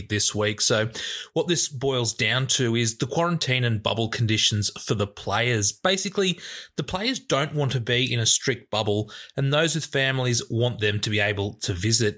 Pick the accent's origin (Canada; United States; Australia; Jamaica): Australia; New South Wales; I'm from New South Wales